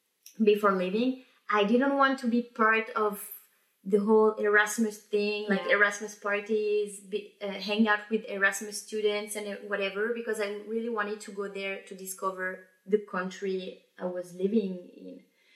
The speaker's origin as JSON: {"language": "English", "country": "France", "also_born_or_lived": "Belgium / Italy / Birmingham", "accent": "French", "second_language": "English"}